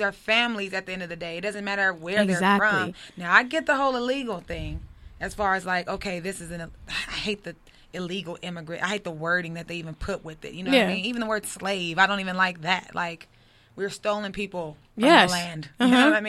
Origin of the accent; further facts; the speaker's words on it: Compton, California, United States; I'm from Compton, baby.